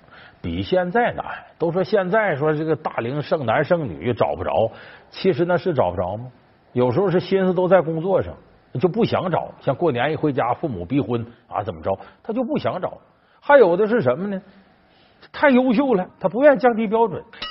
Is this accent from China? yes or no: yes; China; 我们中国人现在平均寿命到了七十岁了